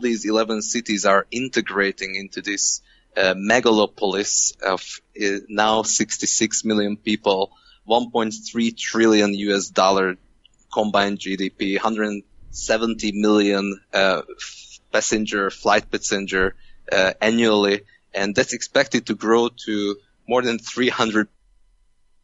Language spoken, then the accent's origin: English; Hungary; English is a second language; moved away; I'm from Hungary